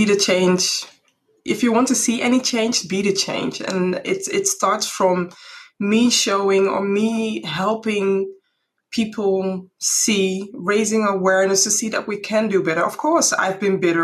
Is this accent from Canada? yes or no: no; Netherlands; my roots are from Ghana, but I'm born and raised in the Netherlands